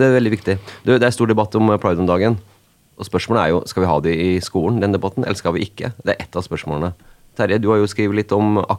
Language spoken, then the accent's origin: Norwegian; Hedmark, Innlandet, Norway; jeg er fra Hedmark sjøl